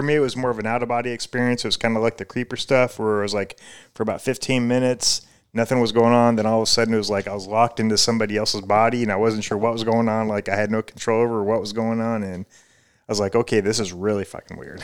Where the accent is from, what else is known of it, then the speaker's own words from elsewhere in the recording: Omaha, Nebraska, United States; moved away; also born or lived in Clearwater, Florida; I grew up in, uh, Midwest in Omaha, Nebraska